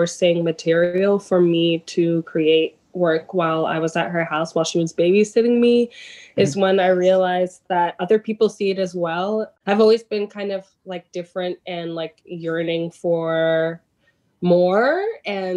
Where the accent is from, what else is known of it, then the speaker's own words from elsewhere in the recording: New York City, New York, United States; I'm from Jamaica, Queens, an odd place to have a pool in a backyard, but it was an above ground pool that my family inherited when they bought this house in Jamaica, Queens, in Queens Village